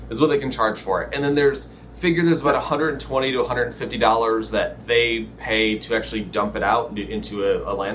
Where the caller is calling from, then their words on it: Los Angeles, California, United States; Uh, Los Angeles, California.